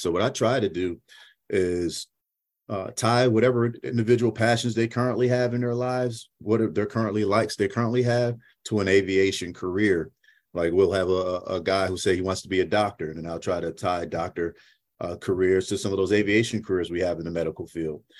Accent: Syracuse, New York, United States; now in North Texas, United States; originally I'm from Syracuse, New York, born and raised.

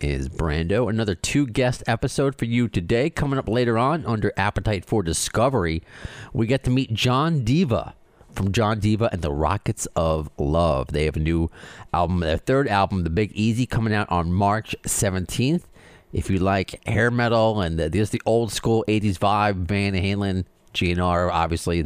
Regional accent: Long Island, New York, United States; also born or lived in Brooklyn; now in Queens, United States; Family's from Brooklyn. I'm in Queens currently. Grew up on Long Island

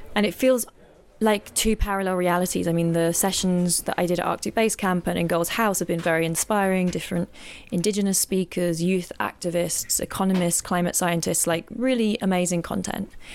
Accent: England, United Kingdom; now in Lisbon, Portugal; I'm originally from England, but I'm now living in Lisbon, in Portugal

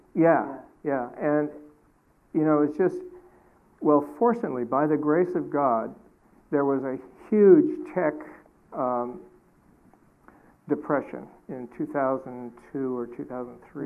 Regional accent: Alaska, United States; I was raised in Alaska on a homestead

